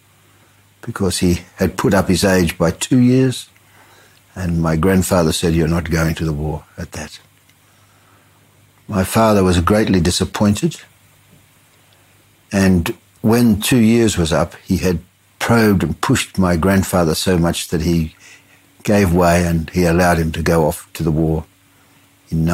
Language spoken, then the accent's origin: English; Sydney, New South Wales, Australia; I was born in Sydney in a suburb called Five Dock. in 1927.